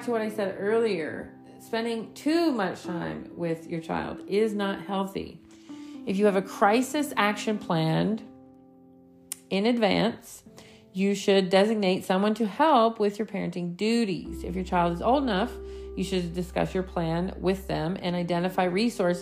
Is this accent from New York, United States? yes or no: yes; New York, United States; I grew up in New York